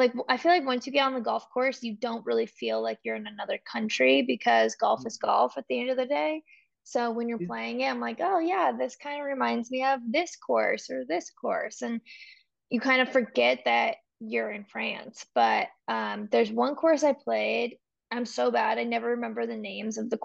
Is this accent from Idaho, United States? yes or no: no; Oregon, United States; I'm from Oregon